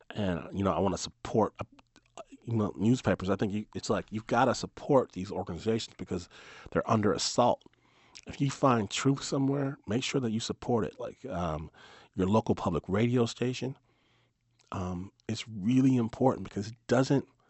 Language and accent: English; Detroit, Michigan, United States; I'm from Michigan. Uh, grew, I grew up in Detroit